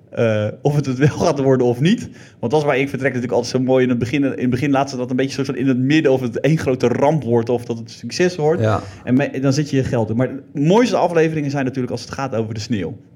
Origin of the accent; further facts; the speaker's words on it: Zeelandic Flanders, Netherlands; bij ons in Zils Vlaanderen